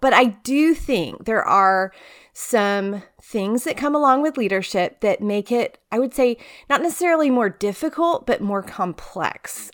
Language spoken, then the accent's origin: English; Tyler, Texas, United States; moved away as an adult; also born or lived in College Station, Texas; now in Charlottesville, United States; grew up in East Texas and Tyler